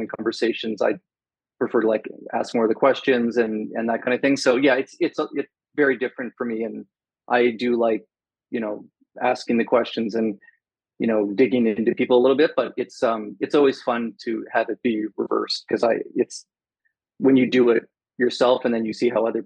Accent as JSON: {"language": "English", "town": "Halifax", "region": "Nova Scotia", "country": "Canada", "tie": "born or raised there", "said": "I grew up in Halifax, went to Dalhousie University"}